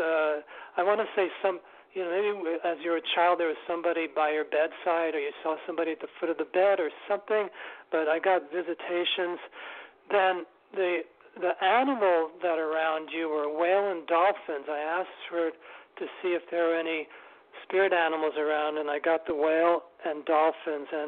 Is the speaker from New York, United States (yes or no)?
yes; New York City, New York, United States; I live and I was brought up in New York City, Manhattan